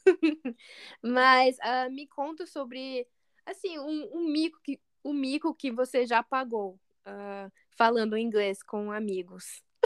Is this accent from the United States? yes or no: yes; United States; accent: American; Portuguese is a second language; also born or lived in Brazil; meu sotaque parece bem americano